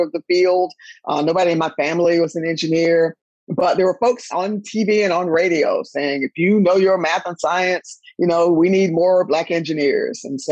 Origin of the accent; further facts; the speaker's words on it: Durham, North Carolina, United States; moved away as an adult; I am from Durham, North Carolina, my hometown.